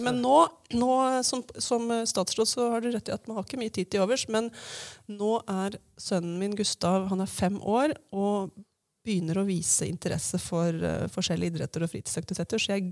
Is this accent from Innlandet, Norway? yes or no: yes; Hamar, Innlandet, Norway; da jeg vokste opp her på Hamar, på Riddaby, og begynte å skjønne at jeg var skeiv